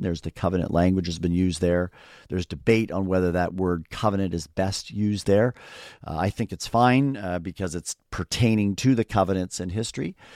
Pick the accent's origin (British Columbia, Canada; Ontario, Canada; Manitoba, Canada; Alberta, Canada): Ontario, Canada; just outside the Toronto area; I grew up in Canada, uh, so, uh, not everyone knows, you know, all the geography of Canada, so just outside, we'll say, the Toronto area, halfway between, uh, Buffalo, New York, and, uh, Toronto